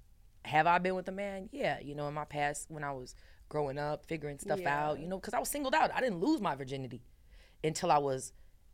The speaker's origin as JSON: {"language": "English", "town": "Chicago", "region": "Illinois", "country": "United States", "tie": "born or raised there", "also_born_or_lived": "Brazil", "said": "I was born in Brazil. I was adopted I was 3 days old. So I grew up on the north side of Chicago."}